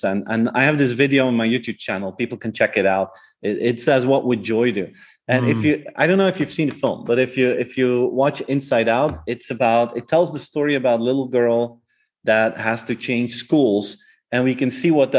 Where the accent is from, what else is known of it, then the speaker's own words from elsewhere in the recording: Flanders, Belgium; first language Flemish; English is a second language; the Flemish version, like my native language